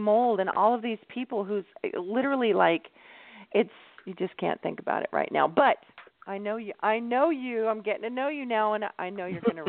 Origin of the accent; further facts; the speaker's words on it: Palm Springs, California, United States; I live about an hour outside of Palm Springs, but I grew up in Palm Springs